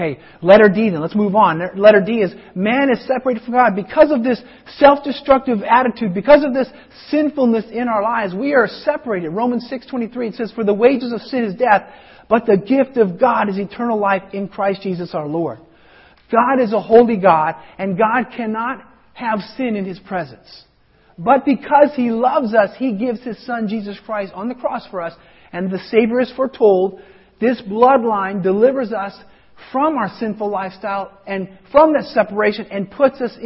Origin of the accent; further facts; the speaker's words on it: Colorado, United States; moved away; where I grew up in Colorado